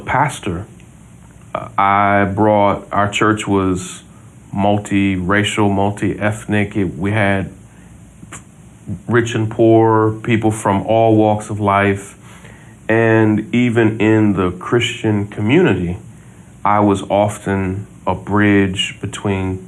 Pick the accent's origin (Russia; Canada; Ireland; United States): United States; Versailles, Kentucky; also born or lived in Mississippi; We grew up in Versailles, Kentucky